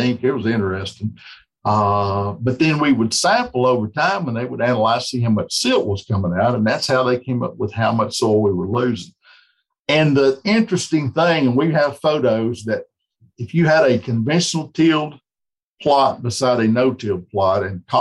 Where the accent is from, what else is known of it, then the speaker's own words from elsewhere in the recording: West Tennessee, United States; growing up in West Tennessee